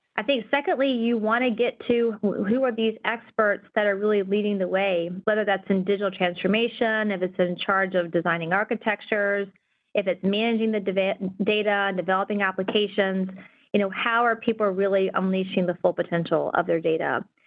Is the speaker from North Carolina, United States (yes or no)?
yes; North Carolina, United States; now in California, United States; I'm from North Carolina